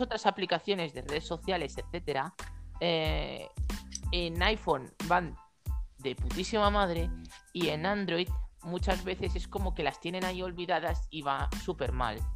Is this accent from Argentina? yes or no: no; Galicia, Spain; yo estoy rozando Portugal, literalmente mi pueblo está a dos pasos